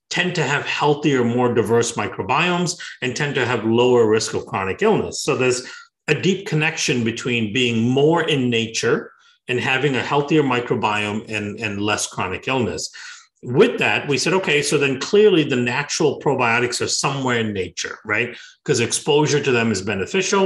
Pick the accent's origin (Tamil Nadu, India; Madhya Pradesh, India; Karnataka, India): Karnataka, India; Bangalore; moved away; also born or lived in Iowa; I grew up in Bangalore in southern India, and I was born a little bit outside of Bangalore